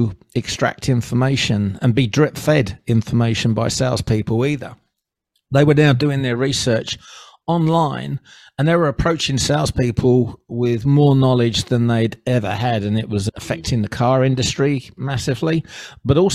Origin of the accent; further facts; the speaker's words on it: England, United Kingdom; moved away as an adult; now in Southeast Queensland, Australia; you've come from England